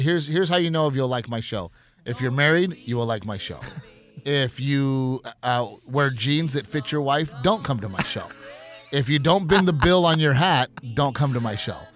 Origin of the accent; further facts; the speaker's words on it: South Texas, United States; growing up in South Texas, like, we didn't grow up with Jewish people